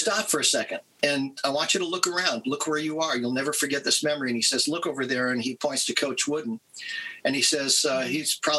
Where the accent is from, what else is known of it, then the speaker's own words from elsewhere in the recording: Southern California, United States; also born or lived in northern Minnesota; But I was born in northern Minnesota, but from, you know, third grade on, I grew up in Southern California.